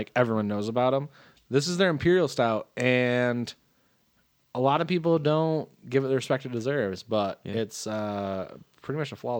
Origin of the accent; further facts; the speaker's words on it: Michigan, United States; I love my home state. How can I say? I love my city mostly, but I do love my home state.